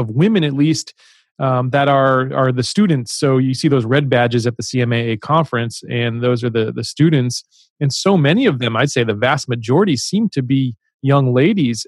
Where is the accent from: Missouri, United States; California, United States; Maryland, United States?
Maryland, United States; Baltimore; accent: Baltimore; I have a little bit of a Baltimore accent